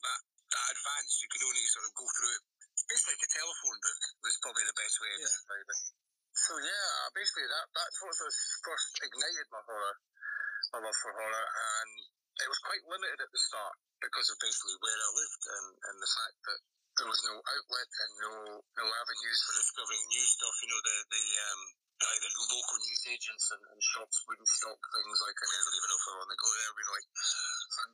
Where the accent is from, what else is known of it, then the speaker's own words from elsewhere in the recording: St Andrews, Scotland, United Kingdom; I was sort of born and raised in St. Andrews, the home of golf